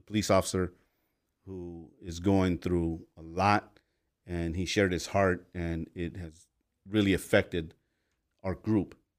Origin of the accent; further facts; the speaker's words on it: Los Angeles, California, United States; growing up in Los Angeles